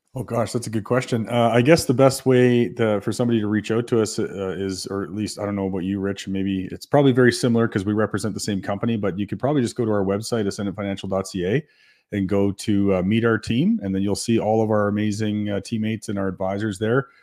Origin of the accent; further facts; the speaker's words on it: New Brunswick, Canada; now in Calgary, Canada; I'm from New Brunswick